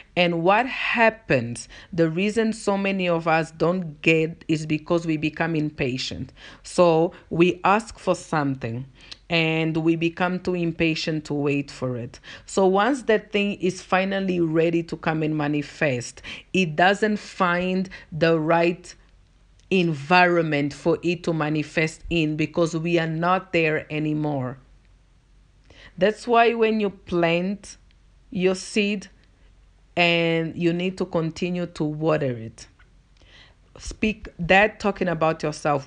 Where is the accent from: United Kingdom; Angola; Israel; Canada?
Angola; first language Portuguese; English is a second language; moved away as an adult; now in South Africa; I'm from Angola, and if you're not from Africa, Angola is a country in the African continent, and our first language is Portuguese. Uh, so that's why I've got an accent.